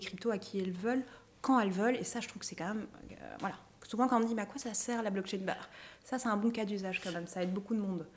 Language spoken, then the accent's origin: French; Belgium; chez nous en Belgique